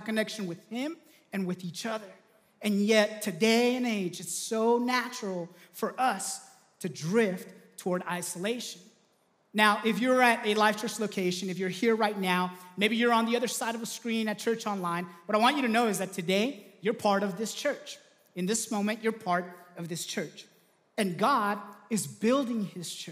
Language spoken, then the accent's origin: English; Southern California, United States; I grew up in Southern California, loved going to the beach.